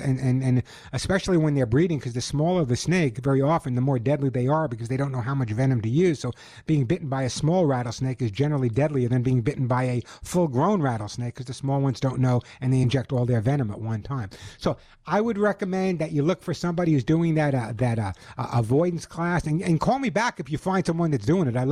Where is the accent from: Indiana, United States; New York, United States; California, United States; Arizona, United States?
New York, United States; moved away; also born or lived in Long Island; I'm from New York.